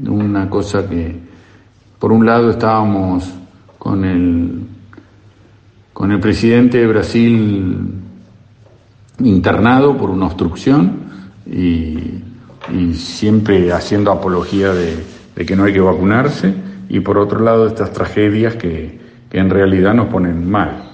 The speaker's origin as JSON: {"language": "Spanish", "country": "Argentina", "said": "De no haber sido argentinos"}